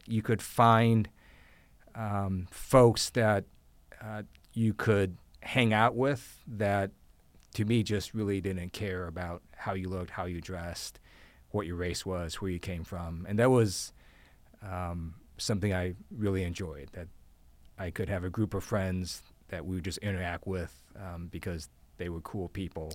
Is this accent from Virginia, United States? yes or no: no; Ohio, United States; moved away; also born or lived in Taiwan / Guam; I grew up in Ohio